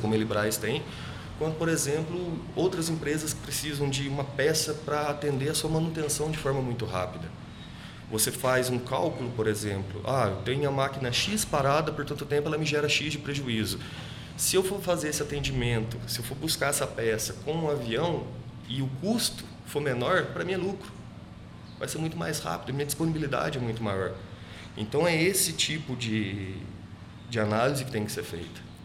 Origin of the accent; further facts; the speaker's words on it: Cristina, Minas Gerais, Brazil; now in Itajubá, Brazil; Sou natural de Cristina, nasci no sítio. Faz uns 14 anos que eu moro aqui em Itajubá.